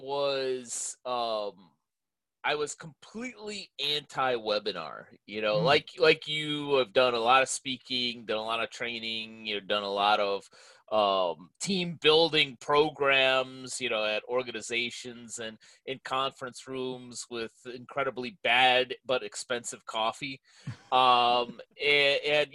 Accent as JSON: {"language": "English", "town": "Chicago", "region": "Illinois", "country": "United States", "tie": "born or raised there", "moved": "yes", "lives_now": "California, United States", "said": "I grew up in Chicago"}